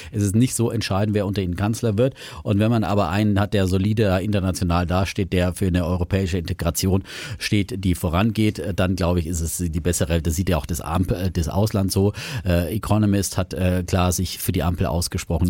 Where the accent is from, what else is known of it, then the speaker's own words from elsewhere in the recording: Franconia, Bavaria, Germany; als Franke